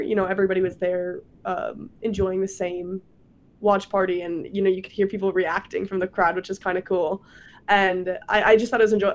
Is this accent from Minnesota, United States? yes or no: yes; Prior Lake, Minnesota, United States; moved away as an adult; now in Wisconsin, United States; I'm from Minnesota